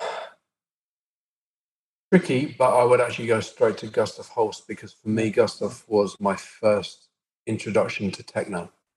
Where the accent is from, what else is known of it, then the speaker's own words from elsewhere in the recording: Brighton, South East England, United Kingdom; I grew up in Brighton, which was a fantastic melting pot for liberal views